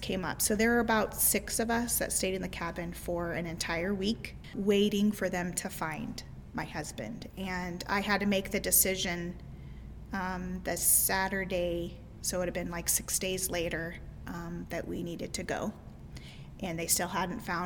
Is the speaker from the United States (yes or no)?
yes; Midwest, United States; I was raised in the Midwest my entire life